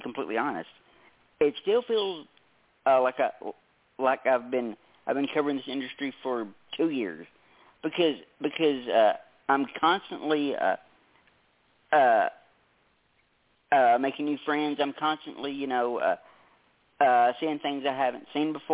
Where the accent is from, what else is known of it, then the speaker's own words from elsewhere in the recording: Tennessee, United States; I was in Canada, I got to experience a couple of things that were quite the culture shock for a southern boy from Tennessee